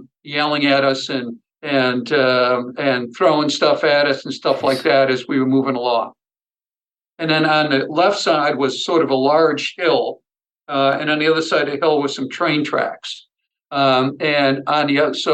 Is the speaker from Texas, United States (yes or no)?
no; Buffalo, New York, United States; I grew up in the suburbs of Buffalo, New York, and basically an all-white community itself